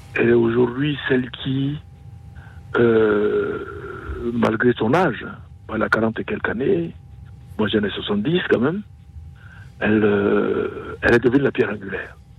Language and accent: French; Côte d’Ivoire; moved away as an adult; also born or lived in Burkina Faso; now in Paris, France; Je suis d'Afrique, du Burkina Faso exactement, né en Côte d'Ivoire